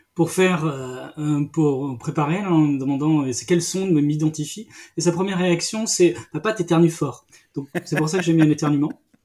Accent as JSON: {"language": "French", "region": "Brittany", "country": "France", "said": "je suis breton, je suis en Bretagne, mais moi je suis un breton des terres"}